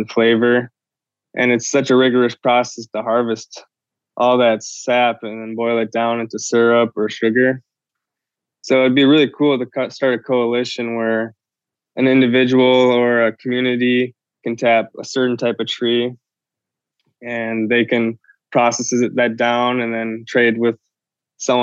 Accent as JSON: {"language": "English", "town": "Milwaukee", "region": "Wisconsin", "country": "United States", "tie": "born or raised there", "moved": "yes", "lives_now": "Minneapolis, United States", "said": "I was born and raised in the Milwaukee area"}